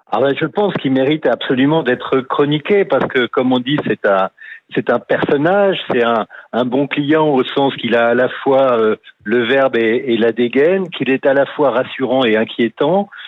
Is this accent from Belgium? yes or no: no; Nouvelle-Aquitaine, France; je suis du Sud-Ouest